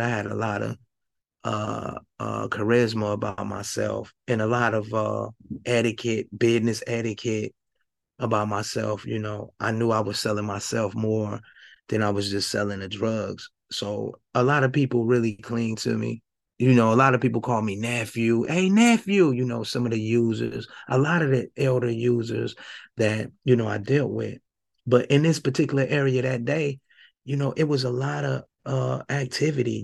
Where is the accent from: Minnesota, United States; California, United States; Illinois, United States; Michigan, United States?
Michigan, United States; Flint; moved away as an adult; also born or lived in Indianapolis; I'm originally from Flint, Michigan. I'm from Flint, Michigan. I grew up in Flint